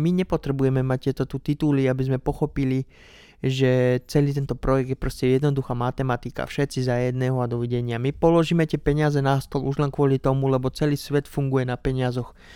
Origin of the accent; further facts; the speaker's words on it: Slovakia; doma na Slovensku